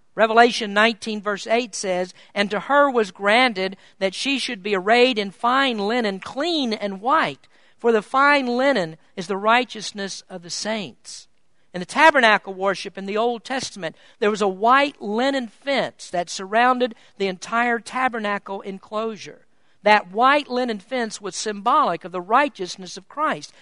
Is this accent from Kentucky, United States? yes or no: yes; Kentucky, United States; moved away as an adult; I was born in Kentucky, and until 12 years ago, I lived my entire, entire life in the Bible Belt